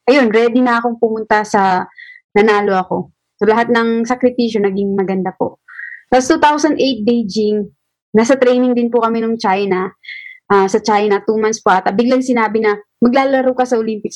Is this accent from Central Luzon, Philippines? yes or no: no; Zamboanga City, Zamboanga Peninsula, Philippines; taga Sambuanga po ako, marami po akong kapitbahay na sundalo.